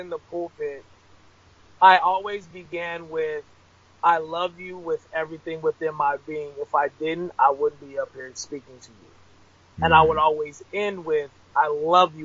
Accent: Rialto, California, United States; also born or lived in Ontario, California; I grew up in Rialto, California, which is like the brim of San Bernardino

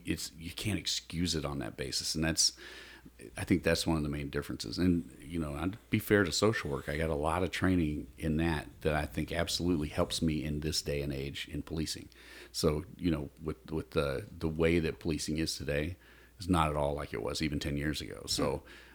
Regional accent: the South, United States; I was raised in the South

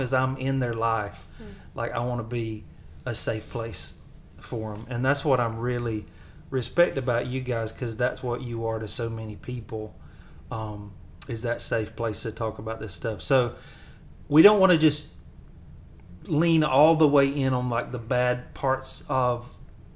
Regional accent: the South, United States; accent: Southern; my Southern accent

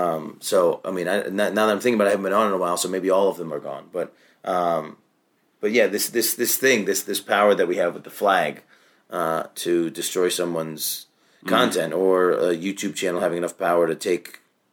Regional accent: Syracuse, New York, United States; Syracuse, New York.

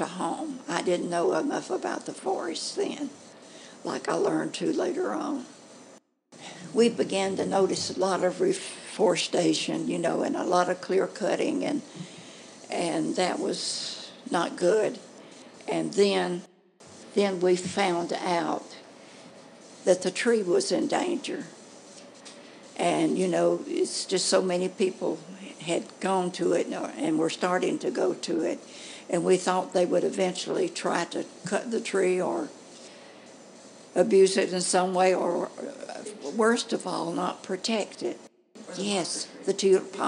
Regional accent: Carbon Hill, Alabama, United States; I was born in Carbon Hill. That's about 15 to 16 miles from here.

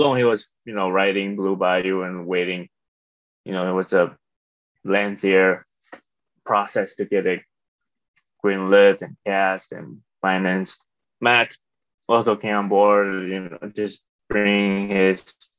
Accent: Taiwan; moved away as an adult; also born or lived in Toronto, Canada; now in United States; I was born in Taiwan, grew up between Taiwan and Canada, Toronto.

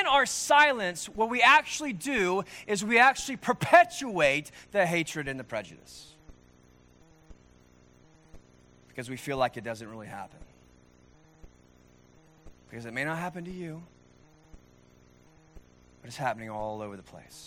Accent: Norman, Oklahoma, United States; born and raised in Norman, Oklahoma, in the United States

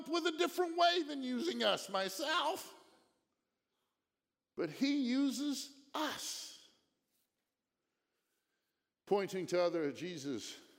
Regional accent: Virginia, United States; Down there yesterday with our grandkids, we're here from Virginia.

